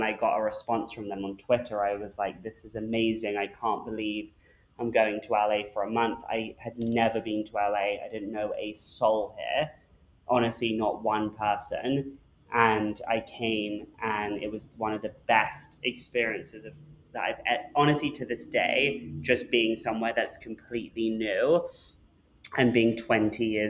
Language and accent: English; London, United Kingdom; moved away as an adult; now in Los Angeles, United States; I grew up in London